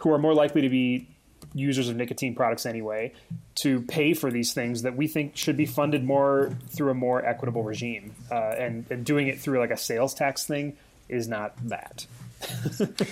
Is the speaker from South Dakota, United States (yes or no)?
yes; South Dakota, United States; now in Colorado, United States; My home state of South Dakota